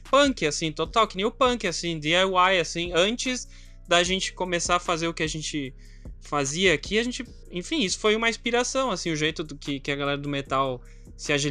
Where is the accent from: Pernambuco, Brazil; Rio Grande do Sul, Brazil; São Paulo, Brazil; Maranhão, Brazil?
Rio Grande do Sul, Brazil; Caxias do Sul; born there; sou, nasci em Caxias.